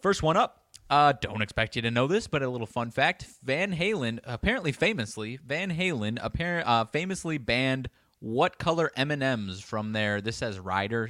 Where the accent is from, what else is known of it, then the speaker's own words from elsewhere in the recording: Belvidere, Illinois, United States; my hometown of Belvedere, like twenty thousand people